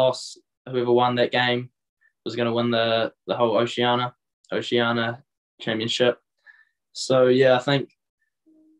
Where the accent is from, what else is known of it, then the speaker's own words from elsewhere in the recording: Hunterville, Manawatū-Whanganui, New Zealand; I went to Huntable School, which was, well, that's my hometown